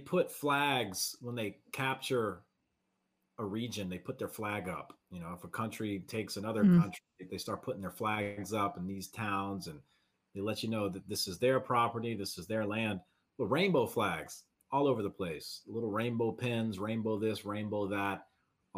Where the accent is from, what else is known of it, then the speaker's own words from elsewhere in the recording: Southeast Louisiana, United States; I'm from Southeast Louisiana.